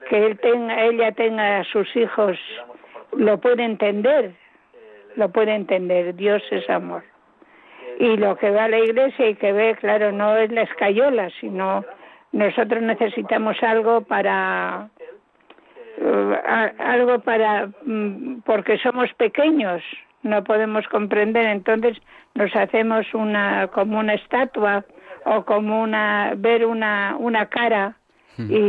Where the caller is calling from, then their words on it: Móstoles, Community of Madrid, Spain; me eh, llamo, soy, llamo de Móstoles